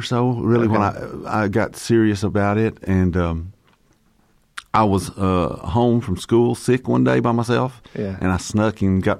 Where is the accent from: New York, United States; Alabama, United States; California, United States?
Alabama, United States; Fort Payne; Fort Payne, Alabama.